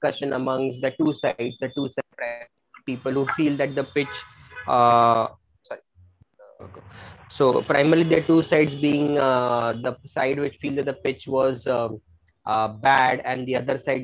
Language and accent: English; Mumbai, Maharashtra, India; being born and brought up in Bombay